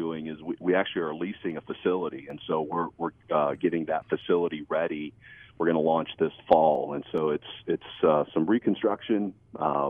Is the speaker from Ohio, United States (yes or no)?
yes; Holmes County, Ohio, United States; we grew up in Holmes County, Ohio. So it's like Northeast Ohio, Amish country. It's where we're both from, and we love this area